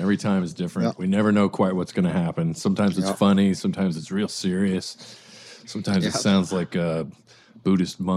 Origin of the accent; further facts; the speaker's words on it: Colorado, United States; I grew up in Colorado